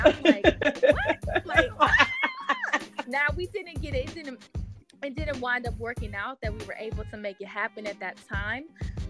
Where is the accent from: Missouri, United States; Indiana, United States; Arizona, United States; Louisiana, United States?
Missouri, United States; St. Louis; And I'm from St. Louis.